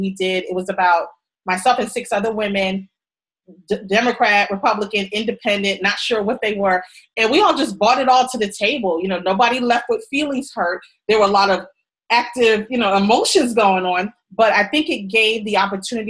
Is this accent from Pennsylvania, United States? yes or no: no; New York, United States; I come from New York